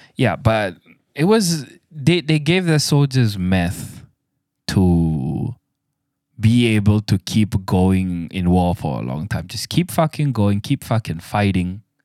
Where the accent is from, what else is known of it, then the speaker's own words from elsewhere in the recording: Malaysia; I'm a Malaysian